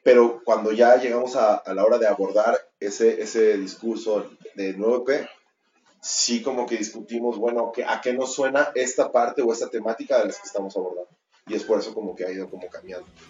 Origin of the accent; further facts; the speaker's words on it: Mexico; also born or lived in Mexico City; somos un chingo de mexicanos